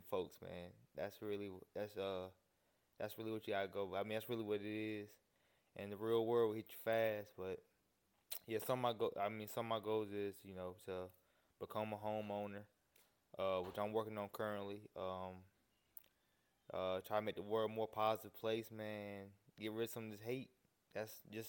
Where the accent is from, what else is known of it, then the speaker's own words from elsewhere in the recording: North Carolina, United States; I'm originally from North Carolina. Been here my whole life